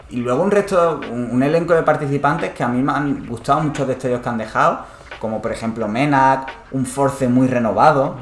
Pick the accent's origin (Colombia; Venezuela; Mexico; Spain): Spain; Málaga, Andalusia; en Málaga, que nosotros somos de Málaga